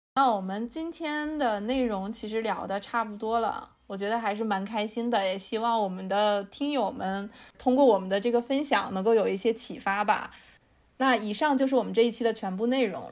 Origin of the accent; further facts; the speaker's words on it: China; 我们中国人还是挺容易焦虑的